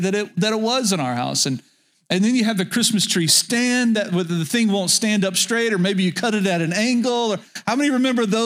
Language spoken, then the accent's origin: English; Medford, Oklahoma, United States; I grew up in rural Oklahoma, and the town that I spent most of my childhood was Medford, Oklahoma, very north central Oklahoma